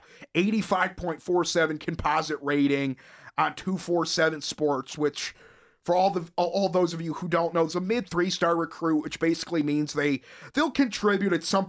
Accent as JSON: {"language": "English", "region": "North Carolina", "country": "United States", "said": "Believe me, I'm from North Carolina."}